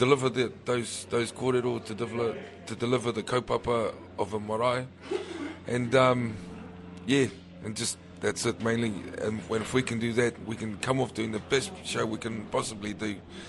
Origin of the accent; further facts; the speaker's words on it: Melbourne, Victoria, Australia; We moved to Melbourne when I was 4. I was just turning 5. And I grew up there, yeah. So I'm a bit of a true blue Aussie.